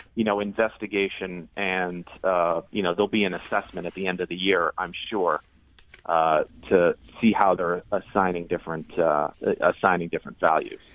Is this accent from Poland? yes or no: no; United States; I'm American